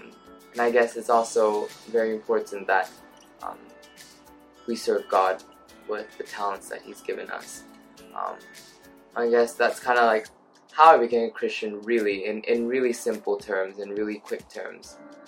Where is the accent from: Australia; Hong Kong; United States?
Hong Kong; also born or lived in Thailand; now in Surrey, United Kingdom; I'm from Hong Kong. Lived in Thailand for a little bit. And now I study at the University of Surrey